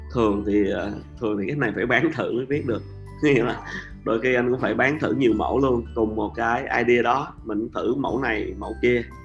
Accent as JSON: {"language": "Vietnamese", "country": "Vietnam", "said": "Mình là seller người Việt Nam"}